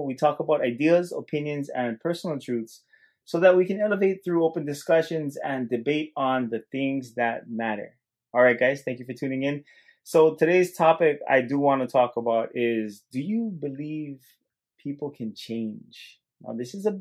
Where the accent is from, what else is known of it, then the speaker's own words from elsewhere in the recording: Hilo, Hawaii, United States; accent: Hawaiian Pidgin; being born and raised in Hilo, Hawaii, very strong pigeon